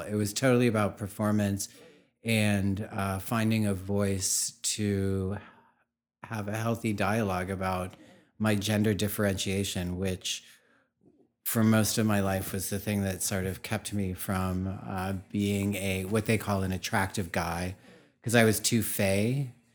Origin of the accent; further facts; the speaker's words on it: Pittsburgh, Pennsylvania, United States; moved away as an adult; also born or lived in New York; I was brought up in Pittsburgh, Pennsylvania